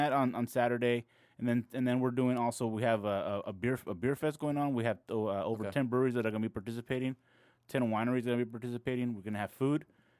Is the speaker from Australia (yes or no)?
no; Guadalajara, Jalisco, Mexico; born there; I was born in Guadalajara, Jalisco.